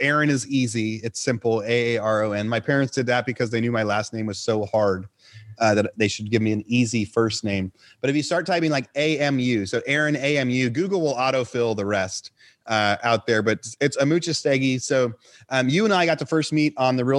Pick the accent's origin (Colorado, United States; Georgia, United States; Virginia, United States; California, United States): California, United States; Northern; moved away as an adult; also born or lived in San Luis Obispo, California; now in Austin, United States; I was also from Northern California originally. I live in Austin, Texas now.